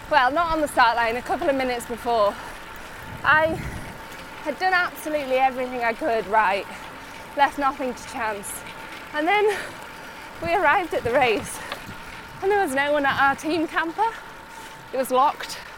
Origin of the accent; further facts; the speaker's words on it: Yorkshire, United Kingdom; I'm really lucky that I come from Yorkshire because it's so popular now.